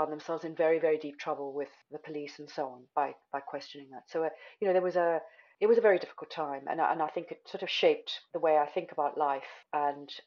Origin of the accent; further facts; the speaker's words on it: South Africa; as white children growing up in South Africa, it meant that we had access to really outstanding education.